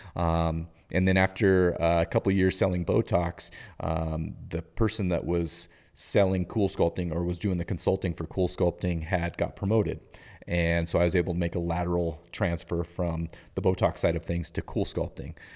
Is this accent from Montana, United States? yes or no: yes; Butte, Montana, United States; also born or lived in Kellogg, Idaho; now in Helena, United States; I grew up in Butte